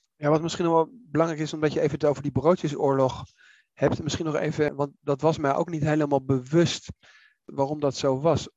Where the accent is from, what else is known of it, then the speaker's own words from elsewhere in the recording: The Hague, South Holland, Netherlands; ik ben in Den Haag opgegroeid, dus ik ken dat